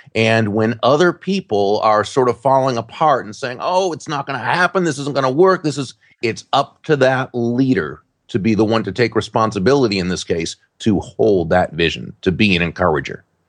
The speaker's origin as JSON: {"language": "English", "region": "Massachusetts", "country": "United States", "tie": "born or raised there", "moved": "yes", "lives_now": "Florida, United States", "said": "when I grew up in Massachusetts"}